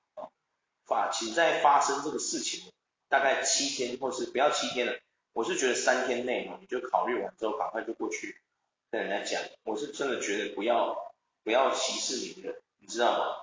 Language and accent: Chinese; Taiwan; 是不是因为我们台湾人的教育受到了一些问题